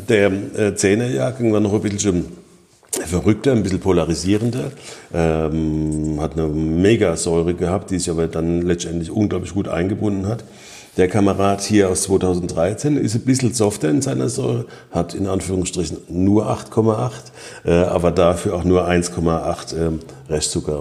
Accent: Rhineland-Palatinate, Germany; bei uns in der Pfalz

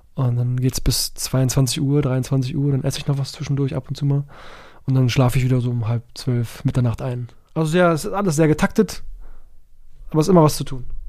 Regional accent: Berlin, Germany; als Berliner Junge

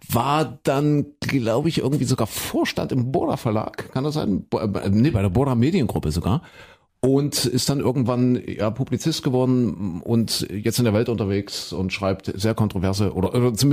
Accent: Bitterfeld area, Saxony-Anhalt, Germany; ich komme ja aus der Ecke, gebürtig bei, eigentlich.

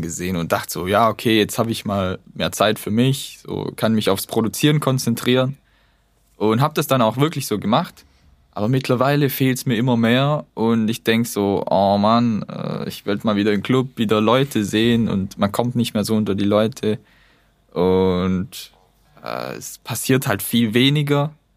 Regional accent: Tübingen, Baden-Württemberg near Reutlingen, Germany; accent: Swabian; moved away as an adult; now in Hamburg, Germany; ich komme eigentlich aus Baden-Württemberg bei Reutlingen, Tübingen

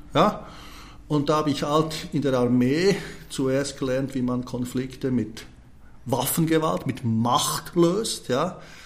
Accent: Switzerland; da wo ich aufgewachsen bin, hat mich meine Mutter immer zum Bäcker rüber geschickt

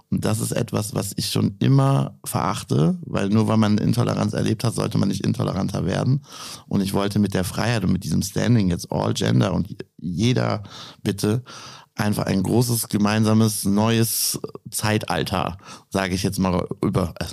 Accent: near Düren, North Rhine-Westphalia, Germany; Aus der Nähe von Düren.

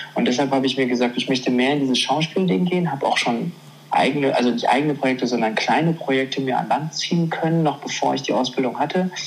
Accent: Germany; ich bin, äh, ich bin Deutscher und ich sehe vielleicht asiatisch aus, weil ich meine Wurzeln in Asien habe, aber ich bin Deutscher

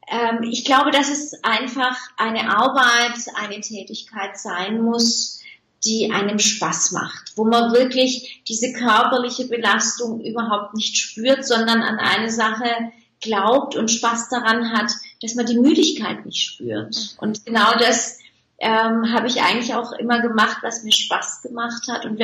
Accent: Turkey; born there; Ich denke ja nicht, dass man mir das anhört, ähm, dass ich gebürtige Türkin bin.

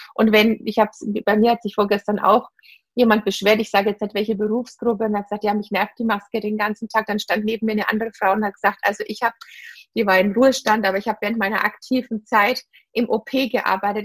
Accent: Bavaria / Franconia, Germany; Bayerin oder Fränkin

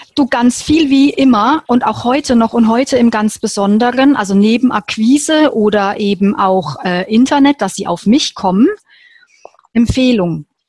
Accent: Würzburg, Bavaria, Germany; ich bin in Würzburg geboren und habe da auch noch dort gelebt

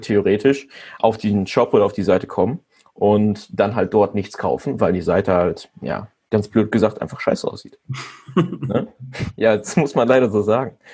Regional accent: Germany; ich komme aus Pettenberg

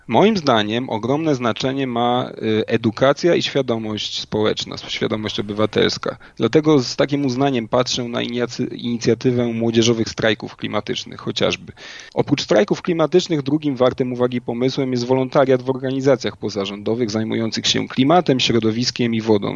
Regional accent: Inowrocław, Kuyavian-Pomeranian Voivodeship, Poland; do czasów późnej podstawówki oraz y, liceum w rodzinnym Inowrocławiu

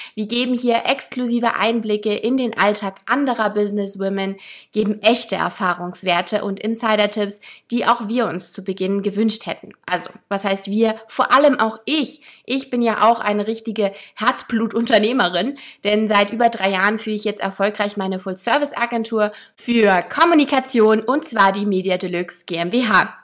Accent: Hamburg, Germany; meine Heimatstadt

